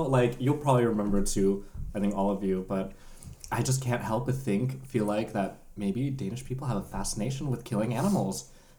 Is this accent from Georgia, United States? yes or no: no; San Diego, California, United States; moved away as an adult; now in Denmark; where I grew up in San Diego, we have the world's biggest zoo.